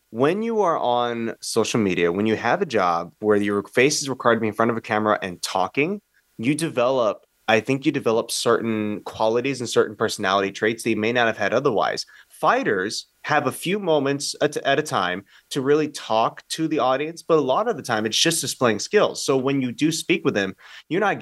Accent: United States; I'm as American as it

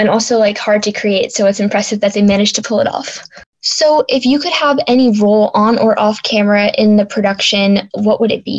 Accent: Boston, Massachusetts, United States

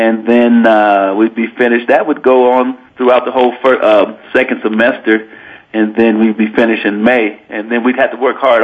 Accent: Denver, Colorado, United States; now in Laramie, United States; I grew up in Denver, Colorado

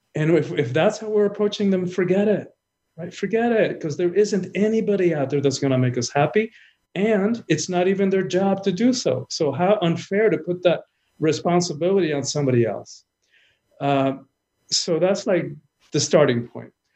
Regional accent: Cuba; I'm from the Caribbean. I'm, I'm Cuban born

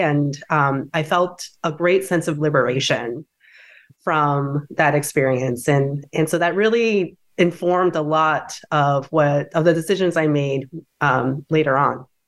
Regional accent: DeWitt, New York, United States; I grew up in Dewitt, which is a suburb outside of Syracuse, New York

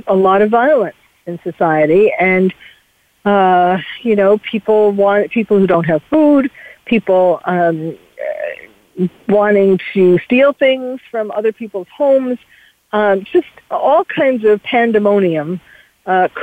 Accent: New York, United States; accent: New York; my New York accent

